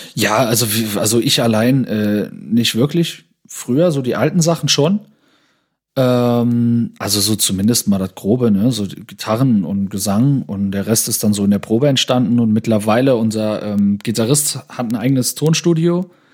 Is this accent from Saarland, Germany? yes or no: yes; Saarland, Germany; bei uns im Saarland in Neunkirchen